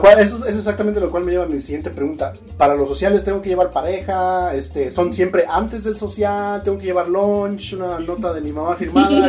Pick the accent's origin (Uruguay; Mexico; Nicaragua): Mexico; Mexico City; cuando cuando estaba yo morro, que también, soy de la Ciudad de México